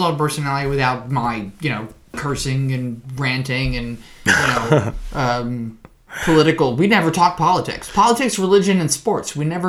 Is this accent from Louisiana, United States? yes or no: yes; Madisonville, Louisiana, United States; I was born and raised in Madisonville, Louisiana. That's about 40 miles north of New Orleans.